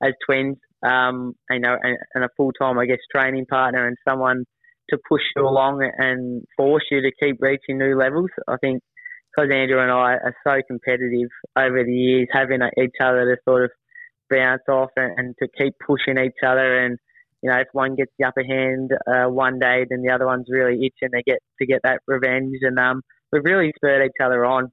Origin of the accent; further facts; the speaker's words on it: Melbourne, Victoria, Australia; I'm obviously a Melbourne boy and grew up in Melbourne